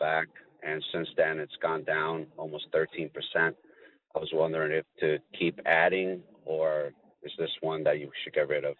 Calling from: New Jersey, United States; I'm calling from New Jersey.

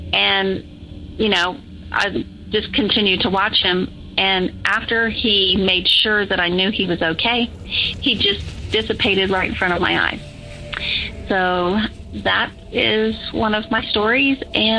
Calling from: Georgia, United States; I'm calling from Georgia.

